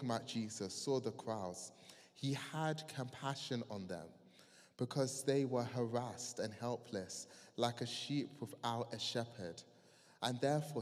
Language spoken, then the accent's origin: English; Croydon, London, United Kingdom; I'm from Croydon